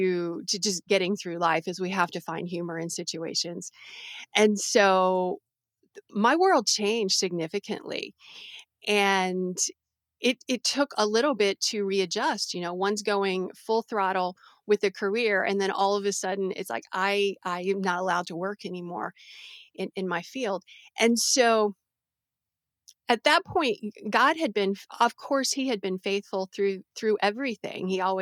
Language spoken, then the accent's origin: English; Brazil; So I grew up as a missionary kid. I grew up in Brazil. And I had an amazing childhood in the jungles of Brazil and going up to the capital city.